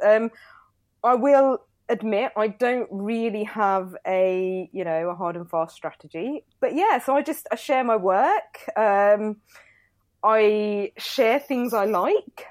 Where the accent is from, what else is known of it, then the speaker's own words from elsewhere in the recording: Milton Keynes, South East England, United Kingdom; moved away as an adult; I grew up in Milton Keynes, when I moved back, I didn't really know anybody